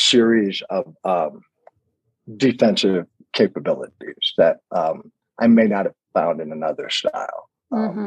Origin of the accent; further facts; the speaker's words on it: United States; now in Colorado, United States; I'm an American